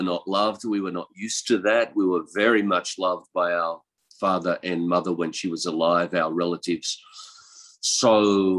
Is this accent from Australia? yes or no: yes; east coast of Australia, Australia; moved away as an adult; now in Chiang Mai, Thailand; I'm from Australia, and I was born in the country. On the east coast of Australia